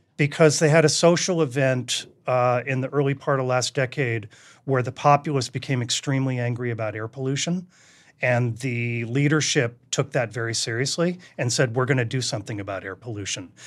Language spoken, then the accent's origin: English; Duxbury, Massachusetts, United States; I grew up in New England